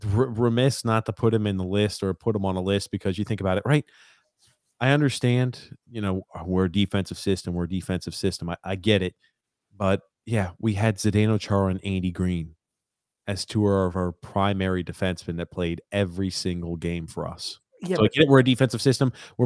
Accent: Montreal, Quebec, Canada; He was my favorite player because I'm from Montreal.

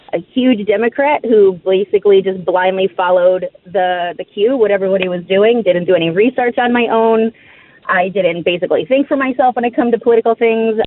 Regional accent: New York, United States; moved away as an adult; now in Alaska, United States; I'm from New York and I've only been in Alaska about 9 years

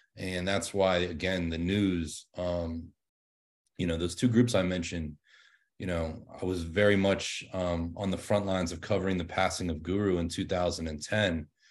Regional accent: Pittsburgh, Pennsylvania, United States; my hometown of Pittsburgh

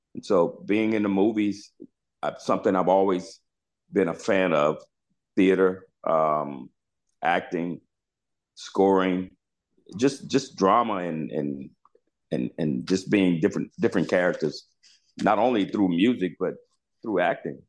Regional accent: Charlotte, North Carolina, United States; I was from Charlotte, North Carolina, where … came from

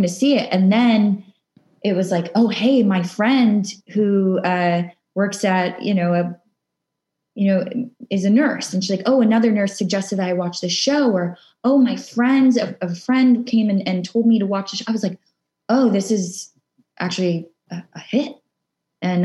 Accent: Arlington, Virginia, United States; I grew up in Arlington, Virginia. I was born and raised

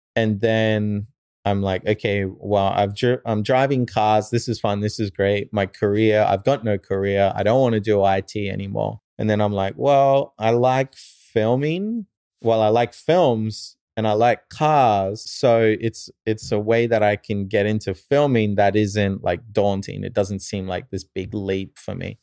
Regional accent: Australia; moved away as an adult; also born or lived in New Zealand / Japan; now in United States; I moved to, uh, Australia. And so, probably more raised in Australia

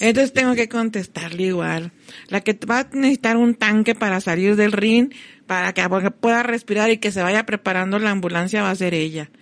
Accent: Ciudad Juárez, Chihuahua, Mexico; Yo sí soy mexicana, como que yo soy de Juárez

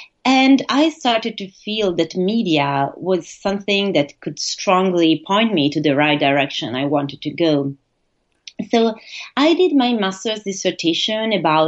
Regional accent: Italy; also born or lived in United States; now in Bochum, Germany; I am originally from Italy. I studied in the US and I'm currently based in Germany in the city of Bochum near Düsseldorf

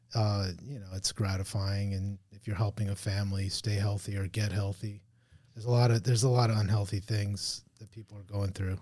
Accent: Hialeah, Florida, United States; also born or lived in Miami Springs / Richmond Heights / Palmetto Bay; I was born in Miami, born in Hialeah.

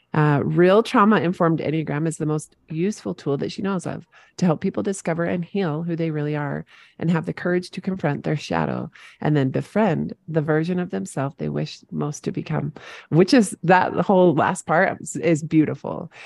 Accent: St. George, Utah, United States; Saint George, Utah, my hometown

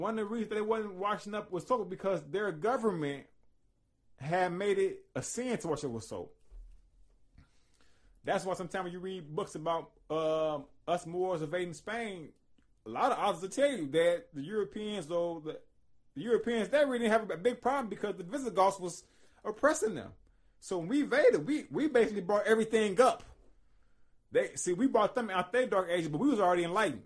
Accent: Chicago, Illinois, United States; I'm from Inglewood, you know, all that by where the old Robeson High School was

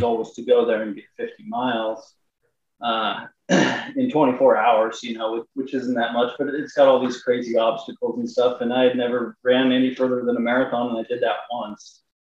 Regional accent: Long Island, Kansas, United States; I'm from Long Island, Kansas

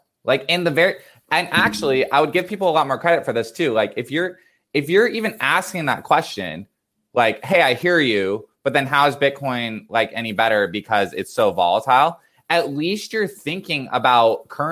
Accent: United States; as an American

